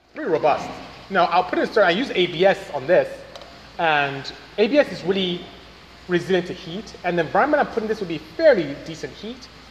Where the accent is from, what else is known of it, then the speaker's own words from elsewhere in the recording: Nigeria; first language Igbo; English is a second language; moved away; I'm from Nigeria, West Africa.